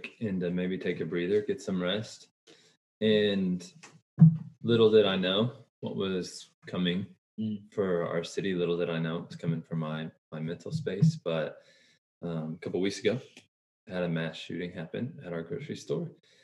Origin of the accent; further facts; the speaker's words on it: Boulder, Colorado, United States; from Boulder, Colorado